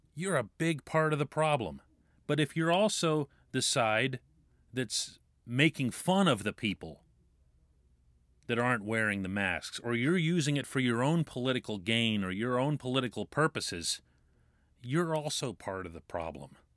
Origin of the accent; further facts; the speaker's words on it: United States; now in Pittsburgh, United States; I'm American.